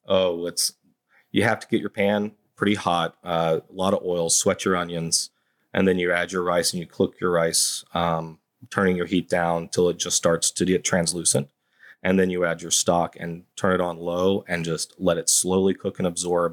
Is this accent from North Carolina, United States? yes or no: yes; High Point, North Carolina, United States; now in Savannah, United States; I'm from High Point, North Carolina